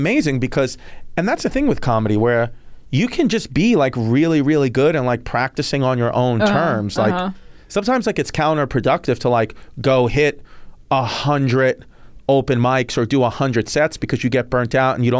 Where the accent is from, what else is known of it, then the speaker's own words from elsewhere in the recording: New York, United States; I'm a New Yorker.